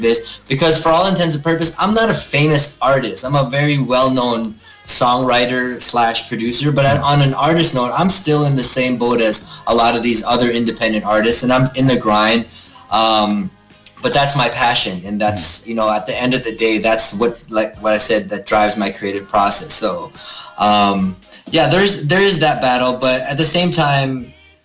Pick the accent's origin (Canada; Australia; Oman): Canada; Toronto, Ontario; moved away; also born or lived in New York City; I was born here, born and raised in Toronto, but very, very Filipino